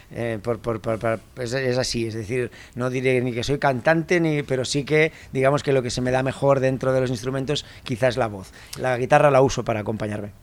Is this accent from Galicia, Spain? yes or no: no; Barcelona, Catalonia, Spain; also born or lived in Menorca; Yo ya nací en Barcelona